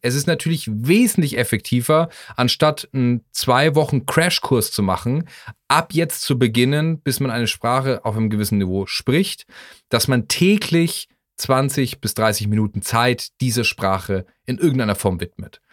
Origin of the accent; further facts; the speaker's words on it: Germany; als Deutscher